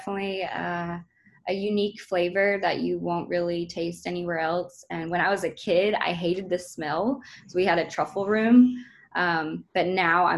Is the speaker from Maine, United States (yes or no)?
yes; Portland, Maine, United States; we're all from Portland, Maine. Originally, all of my ancestors have been there since forever.